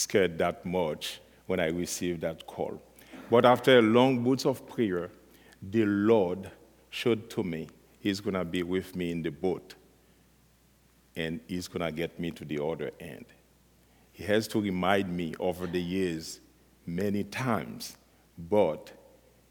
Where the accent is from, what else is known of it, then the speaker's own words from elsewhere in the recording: Haiti; I was born in Haiti and raised from a Christian family